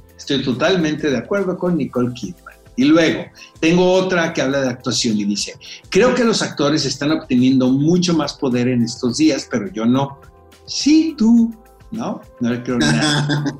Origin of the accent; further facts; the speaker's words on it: Mexico; como mexicanos